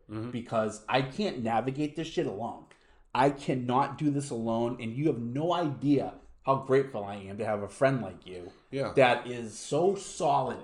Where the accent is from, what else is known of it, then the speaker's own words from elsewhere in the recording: Boston, Massachusetts, United States; now in Orange County, United States; I'm from Boston.